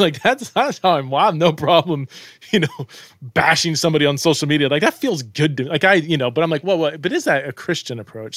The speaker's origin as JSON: {"language": "English", "country": "United States", "said": "I'm an American"}